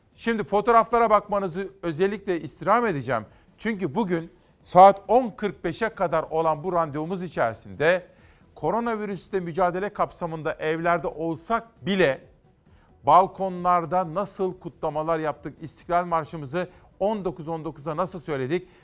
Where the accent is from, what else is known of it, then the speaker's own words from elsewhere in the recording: Kütahya, Tavşanlı, Uşak, Eskişehir area, western Anatolia, Turkey; Şimdi bu bizim oralar Kütahya, Tavşanlı, Uşak, Eskişehir.